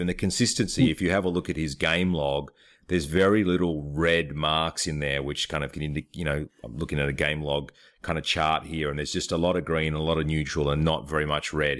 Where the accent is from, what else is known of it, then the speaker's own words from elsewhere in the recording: Australia; I'm from Australia